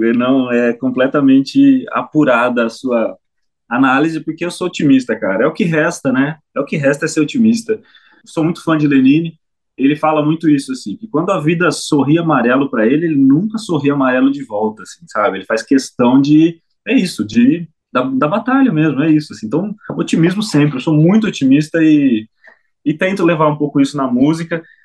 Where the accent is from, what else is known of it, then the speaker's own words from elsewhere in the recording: São Manuel, São Paulo, Brazil; na minha cidade, na minha terra, São Manuel, onde a terra é roxa